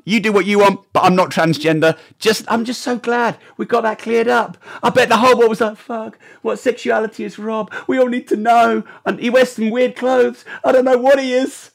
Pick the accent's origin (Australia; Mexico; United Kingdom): United Kingdom; I'm a Brit.